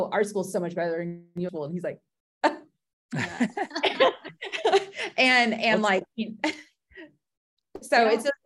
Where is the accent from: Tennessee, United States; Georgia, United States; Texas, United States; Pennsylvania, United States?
Georgia, United States; I'm from Georgia